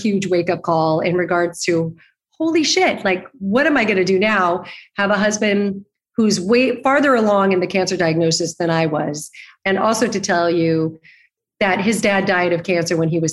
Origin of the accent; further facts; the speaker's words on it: Arizona, United States; moved away as an adult; also born or lived in New York; now in Los Angeles, United States; I grew up in Arizona